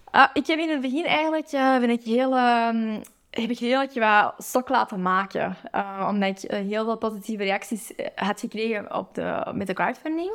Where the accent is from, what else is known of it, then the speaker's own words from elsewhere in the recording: Antwerp, Flanders, Belgium; mijn thuisstad